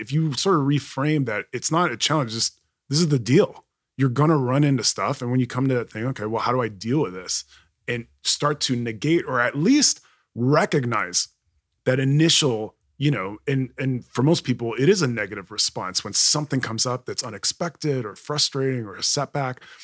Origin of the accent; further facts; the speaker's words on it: Kuwait; now in United States; growing up in Kuwait